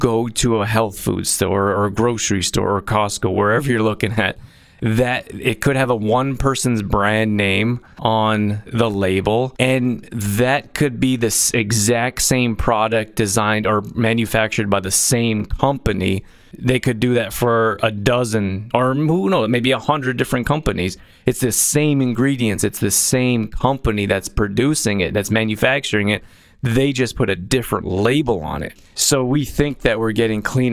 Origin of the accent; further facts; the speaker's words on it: Calgary, Alberta, Canada; now in Olds, Canada; where I grew up in Calgary, Alberta